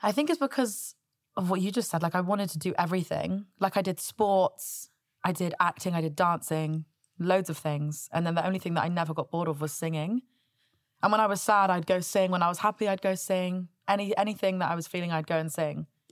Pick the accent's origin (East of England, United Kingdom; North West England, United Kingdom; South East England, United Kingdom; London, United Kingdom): South East England, United Kingdom; Southampton; I grew up in Southampton